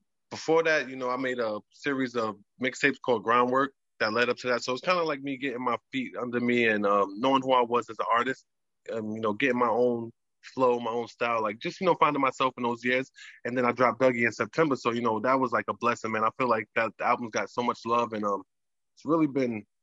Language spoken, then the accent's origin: English; New York City, New York, United States; also born or lived in Germany; growing up in New York